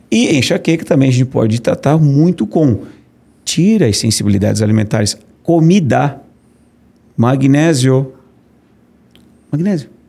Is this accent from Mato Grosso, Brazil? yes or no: no; Brusque, Santa Catarina, Brazil; now in Florianópolis, Brazil; Eu sou de Brusque, brusquense, né?